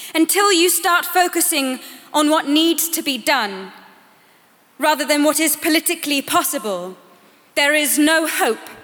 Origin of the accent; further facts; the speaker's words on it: Sweden; I am 15 years old. I am from Sweden.